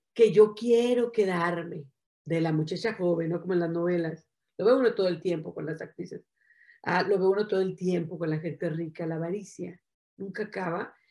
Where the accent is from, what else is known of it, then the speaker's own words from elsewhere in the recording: Mexico; soy mexicana.